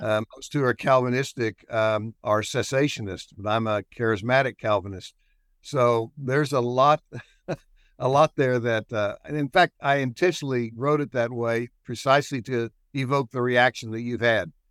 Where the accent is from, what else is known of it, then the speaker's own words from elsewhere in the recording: Shawnee, Oklahoma, United States; also born or lived in Midland, Texas / Duncan, Oklahoma; I was born and raised in Shawnee, not far from here